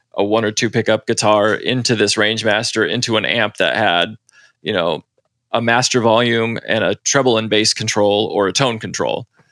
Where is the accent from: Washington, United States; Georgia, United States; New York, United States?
Washington, United States; Seattle; moved away as an adult; now in Los Angeles, United States; I was born and raised up in Seattle and then about ten years ago moved down here with my girlfriend